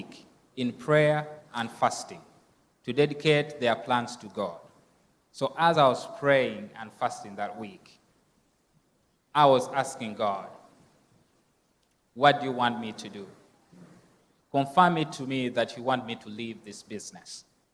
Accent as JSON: {"language": "English", "country": "Uganda", "tie": "born or raised there", "moved": "yes", "said": "the orphanage that I grew up from in Uganda"}